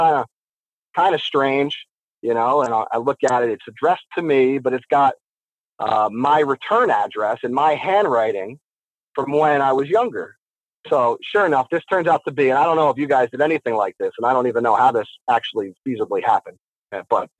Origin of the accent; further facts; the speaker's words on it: Morris County, New Jersey, United States; I grew up in Morris County, New Jersey